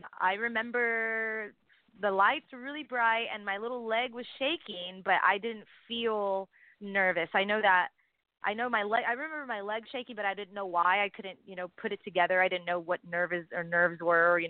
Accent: Texas, United States; I'm from Texas, and I was born to it

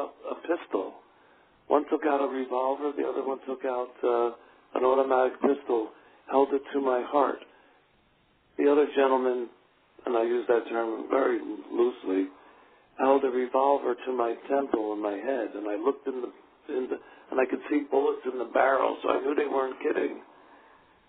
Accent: Philadelphia, Pennsylvania, United States; growing up in Philadelphia

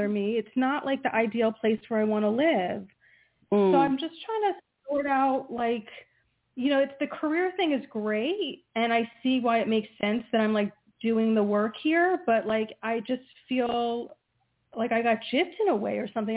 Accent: New Jersey, United States

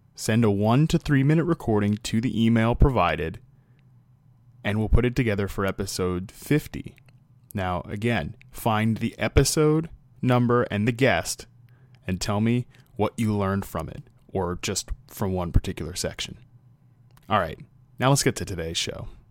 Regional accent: Virginia, United States; moved away as an adult; now in Los Angeles, United States; I came from the East Coast and, you know, living in Virginia my entire life to take this job with N F L Network in Los Angeles

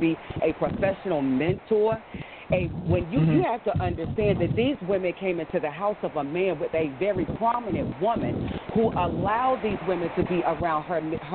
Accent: the South, United States; I'm from the South

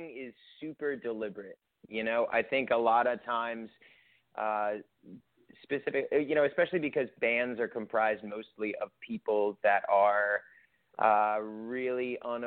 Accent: New York, United States; now in Los Angeles, United States; I'm originally from New York

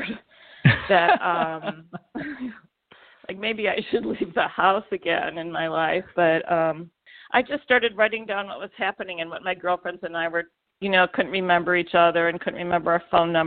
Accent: Chicago, Illinois, United States; also born or lived in New York / Iowa; I grew up in Chicago.

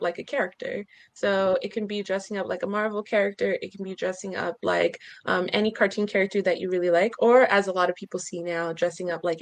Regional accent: Newark, New Jersey, United States; moved away as an adult; also born or lived in Stanford, California; now in Texas, United States; I'm from Newark, New Jersey. That's where I grew up

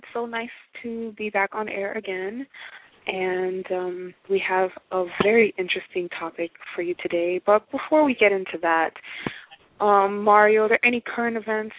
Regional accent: Haiti; And, I mean, I come from Haiti, and they get hit by a storm just about every year.

